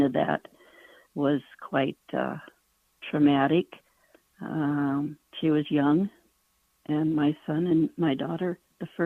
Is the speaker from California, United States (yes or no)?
yes; Ontario, California, United States; I grew up in Ontario, California.